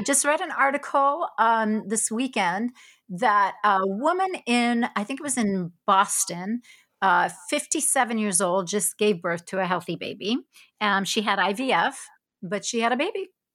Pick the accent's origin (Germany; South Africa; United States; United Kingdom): South Africa; moved away; also born or lived in Israel; I was born in Israel, and I grew up in South Africa